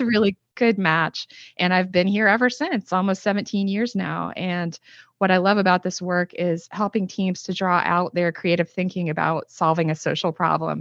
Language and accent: English; Northeast Ohio, United States; I'm originally from Northeast Ohio, and, uh, it's very industrialized there